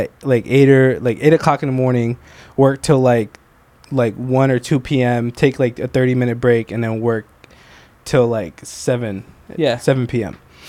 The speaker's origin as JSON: {"language": "English", "area": "Princeton / West Windsor-Plainsboro", "region": "New Jersey", "country": "United States", "tie": "born or raised there", "said": "We're both from Central Jersey, Princeton, you know, WWP, West Central Plains."}